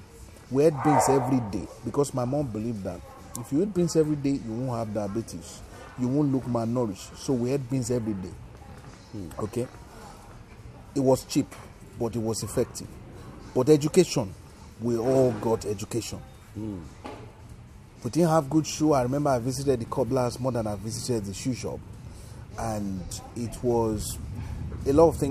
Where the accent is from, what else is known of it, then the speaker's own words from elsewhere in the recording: Ilorin, Kwara, Nigeria; first language Yoruba; English is a second language; moved away as an adult; now in United Kingdom; I grew up, I was born and bred in Ilorin, Kwara State, western